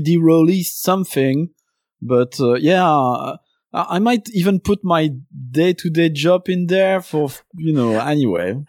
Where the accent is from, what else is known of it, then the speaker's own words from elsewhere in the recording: Belgium; first language French; English is a second language; now in London, United Kingdom; I was born in Belgium. Uh, my first language is French